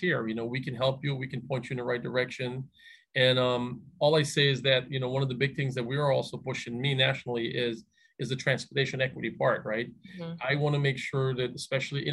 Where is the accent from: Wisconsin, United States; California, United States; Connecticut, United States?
Connecticut, United States; Hartford; also born or lived in the Caribbean / Albany; now in Bloomfield, United States; I grew up in Hartford, grew up in the Caribbean, came to Hartford